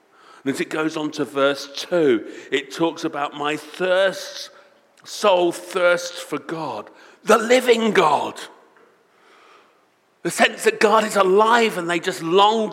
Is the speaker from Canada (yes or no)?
no; United Kingdom; we are British